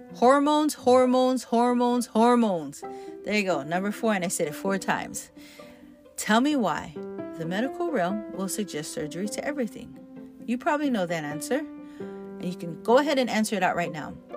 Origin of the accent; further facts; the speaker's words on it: Hawaii, United States; I'm Hawaiian, growing up in Hawaii